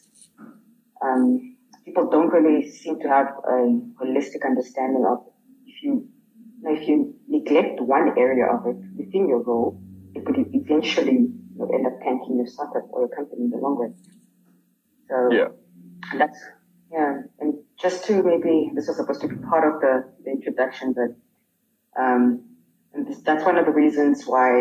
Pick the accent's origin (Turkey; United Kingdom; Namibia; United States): Namibia; in my home country